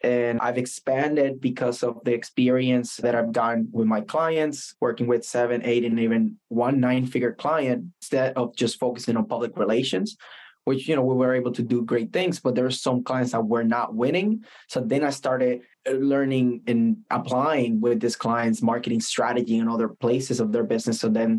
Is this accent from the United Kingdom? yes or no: no; Puerto Rico; moved away as an adult; now in United States; First part of my last name. I'm originally from Puerto Rico, And I got recruited with the Air Force. That's how I came here to the States.